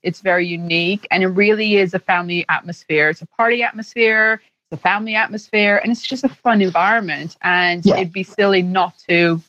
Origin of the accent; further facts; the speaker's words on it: Canada; as a Canadian